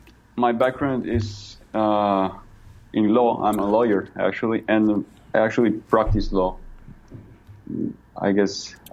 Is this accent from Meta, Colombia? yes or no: yes; Villavicencio, Meta, Colombia; now in Bogotá, Colombia